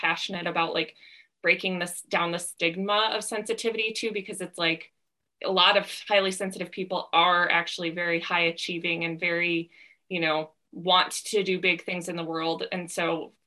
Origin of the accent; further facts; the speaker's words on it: Midwest, United States; moved away as an adult; now in Southern California, United States; I grew up in the Midwest, and then when I was 22, I was just applying for jobs all over the country.